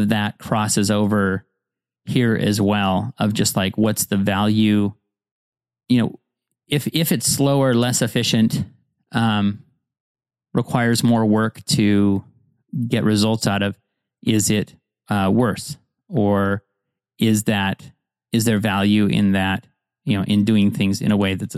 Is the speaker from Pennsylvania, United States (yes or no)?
no; Montana, United States; I grew up in Montana